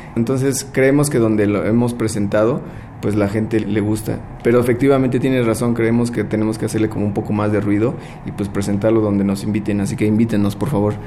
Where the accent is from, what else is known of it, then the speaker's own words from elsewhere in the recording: Mexico City, Mexico; nosotros nacimos aquí en la Ciudad de México y pues toda la vida hemos estado por aquí